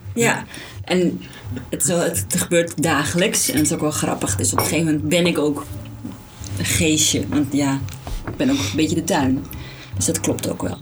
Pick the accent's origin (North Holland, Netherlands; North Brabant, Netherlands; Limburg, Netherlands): North Holland, Netherlands; Alkmaar; We komen allebei uit Alkmaar, geboren, eh, gewoond en, eh, opgegroeid